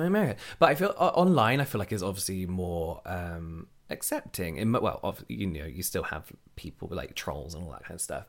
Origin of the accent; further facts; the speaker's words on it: England, United Kingdom; We're from England